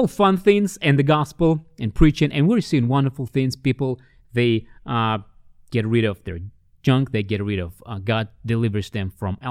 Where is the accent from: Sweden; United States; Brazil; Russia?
Russia; when I was growing up in the Soviet Union, as a kid